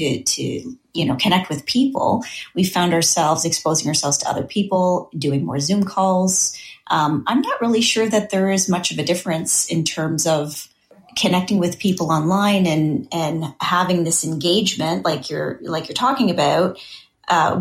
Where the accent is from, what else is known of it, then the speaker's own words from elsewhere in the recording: Canada; we're Canadian